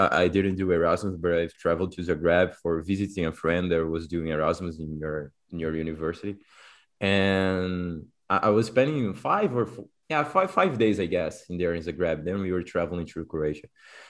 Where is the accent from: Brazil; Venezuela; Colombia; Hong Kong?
Brazil; also born or lived in Warsaw; I'm Brazilian.